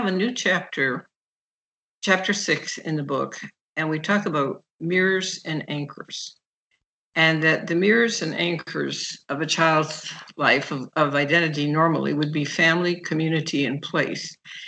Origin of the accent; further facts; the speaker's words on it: Nigeria; now in Chicago, United States; And so when I grew up in Nigeria, soccer was our game. And I did all kinds of things socially that were not doable when I got back to Chicago.